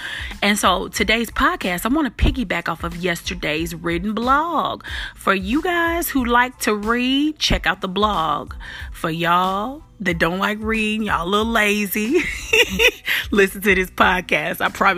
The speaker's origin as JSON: {"language": "English", "town": "Chicago", "region": "Illinois", "country": "United States", "accent": "Memphis twang", "said": "I'm a little country, even though I'm from Chicago, but definitely got some Memphis twang."}